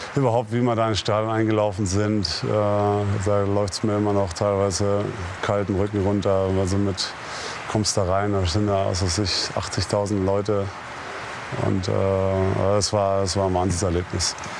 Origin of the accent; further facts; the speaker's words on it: Würzburg, Bavaria, Germany; now in Dallas, United States; komme ja im Sommer jedes Jahr wieder nach Hause, nach Würzburg und, und werde auch nie vergessen, wo ich herkomme